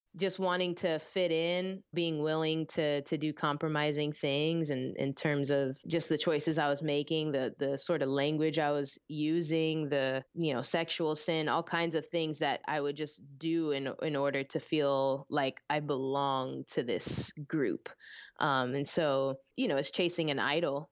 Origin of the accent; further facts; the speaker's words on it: Orlando, Florida, United States; also born or lived in Philippines; I was born in the Philippines with my mom's side of the family and then ended up getting raised in Orlando